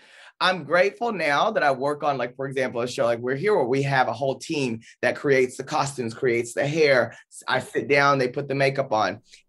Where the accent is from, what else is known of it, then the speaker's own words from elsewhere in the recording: the South, United States; I grew up in the South with in a different community at times in a different period.